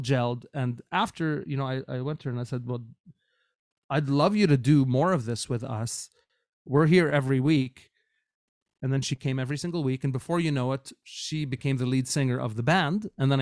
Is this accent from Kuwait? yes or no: yes; Kuwait; moved away as an adult; now in Canada; I grew up in Kuwait, but when I moved to Canada as a young student going to a North American university